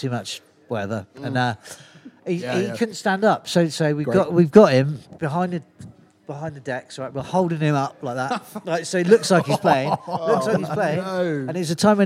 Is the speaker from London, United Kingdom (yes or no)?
no; Cornwall, South West England, United Kingdom